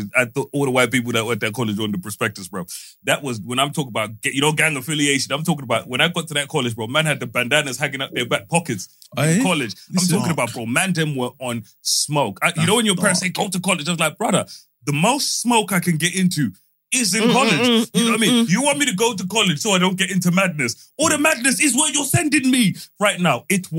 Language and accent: English; Middlesbrough, North East England, United Kingdom; I grew up in Middlesbrough.